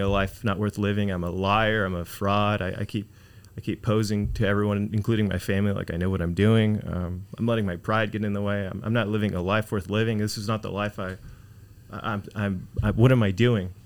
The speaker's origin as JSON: {"language": "English", "town": "Houston", "region": "Texas", "country": "United States", "tie": "born or raised there", "lives_now": "Laredo, United States", "said": "born and raised in Houston, Texas. Cypress Houston, Texas"}